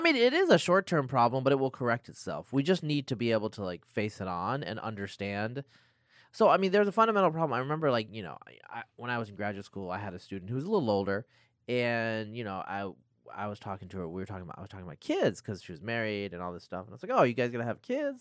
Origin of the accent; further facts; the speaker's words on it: Northeast Oregon, United States; moved away; I grew up in Northeast Oregon